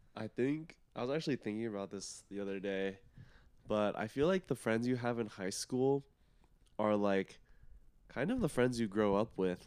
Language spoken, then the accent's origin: English; Plano, Texas, United States; I'm from Plano, Texas